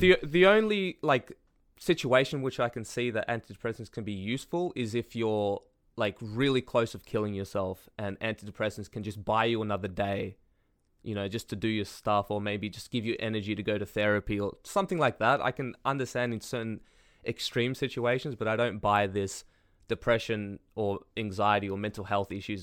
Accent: Australia; I'm Australian

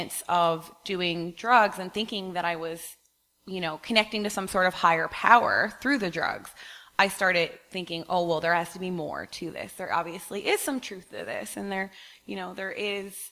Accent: Newfoundland and Labrador, Canada; I grew up on the East Coast in Newfoundland.

